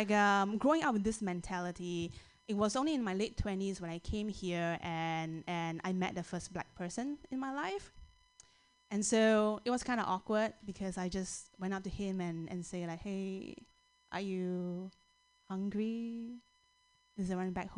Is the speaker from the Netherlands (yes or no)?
no; Singapore; now in United States; I am from Singapore